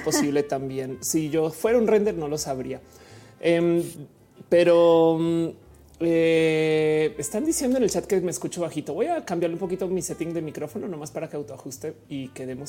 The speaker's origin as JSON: {"language": "Spanish", "country": "Colombia", "moved": "yes", "lives_now": "Mexico", "said": "soy colombiana, vivo en México"}